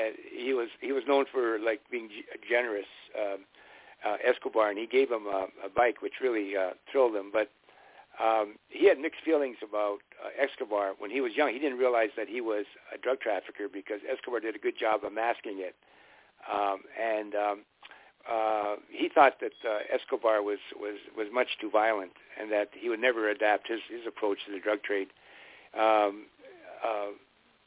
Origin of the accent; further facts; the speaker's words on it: Canada; I'm Canadian, and I grew up under the British system